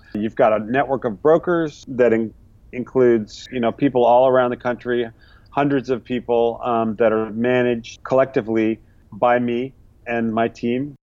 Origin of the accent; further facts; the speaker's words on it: New England, United States; moved away as an adult; now in New York City, United States; I learned to make pickles with my family growing up in New England. We spent the summers in Vermont